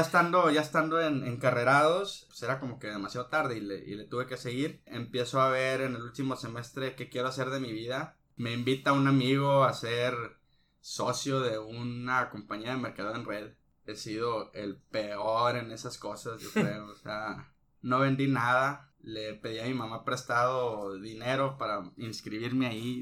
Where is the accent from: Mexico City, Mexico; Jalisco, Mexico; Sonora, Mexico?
Sonora, Mexico; Ciudad Obregón; mi tierra natal, que es Obregón, un poquito acá al sur.